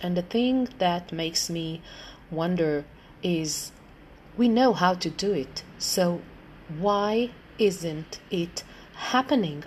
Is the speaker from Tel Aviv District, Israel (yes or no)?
yes; Tel Aviv, Tel Aviv District, Israel; I'm from Israel, um, Tel Aviv.